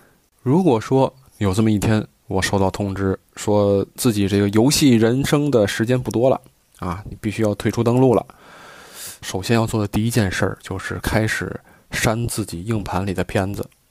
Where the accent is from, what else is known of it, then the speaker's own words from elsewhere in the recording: Tianjin, China; 呃，我是天津人啊，天津是一个比较保守、比较内敛的这样的一个城市，保留了很多这种自古以来的这样传承的风俗。